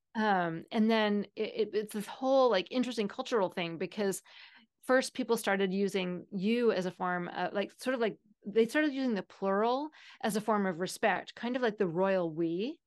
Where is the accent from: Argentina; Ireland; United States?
United States; Seattle, Washington; I am from Seattle, where "you guys" is the typical, um, plural